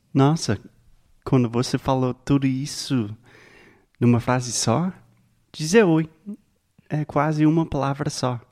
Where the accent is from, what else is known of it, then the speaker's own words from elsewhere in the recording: United States; Portuguese is a second language; I'm an American